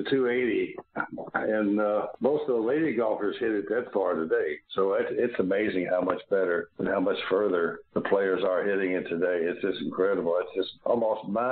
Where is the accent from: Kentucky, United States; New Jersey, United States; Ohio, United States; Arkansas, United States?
Kentucky, United States; Louisville; being born and raised in Louisville